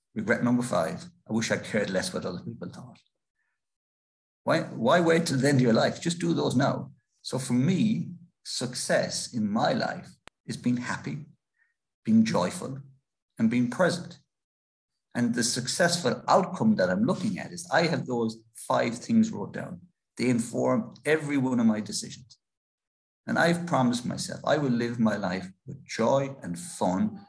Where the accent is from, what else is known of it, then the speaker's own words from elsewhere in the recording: Ireland; an Irish author